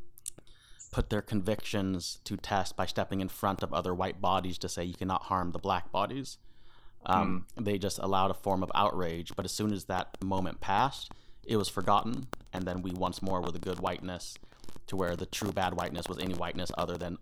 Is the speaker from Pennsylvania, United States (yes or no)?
no; California, United States; now in Canada; I was from California